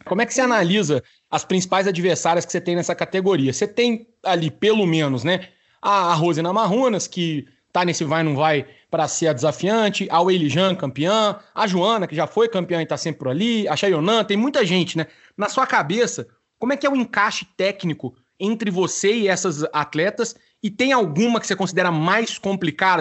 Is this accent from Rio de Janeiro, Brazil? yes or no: no; Minas Gerais, Brazil; Eu não posso passar vergonha diante de uma conterrânea mineira, né? Aqui eu tenho que representar o meu país, Minas Gerais